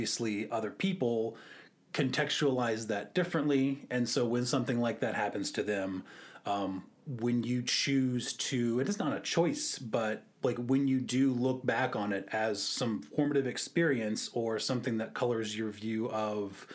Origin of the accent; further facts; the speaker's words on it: Virginia Beach, Virginia, United States; moved away as an adult; also born or lived in Austin; now in Richmond, United States; I am from Virginia Beach